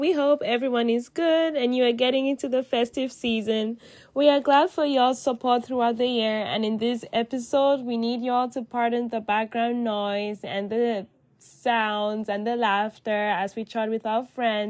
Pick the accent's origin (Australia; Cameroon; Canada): Cameroon; moved away; I'm Cameroonian